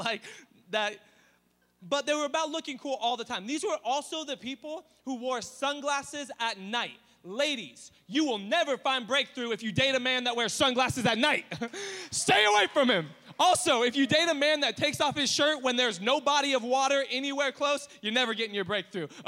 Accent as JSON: {"language": "English", "town": "Riverside", "region": "California", "country": "United States", "tie": "born or raised there", "lives_now": "Temecula, United States", "said": "I grew up in East Riverside"}